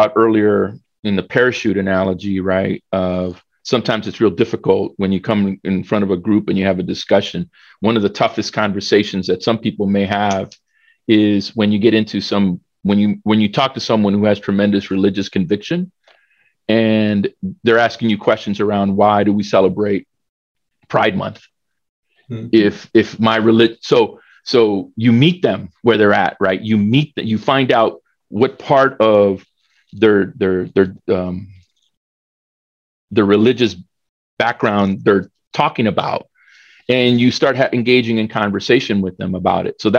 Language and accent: English; El Salvador; I was born in El Salvador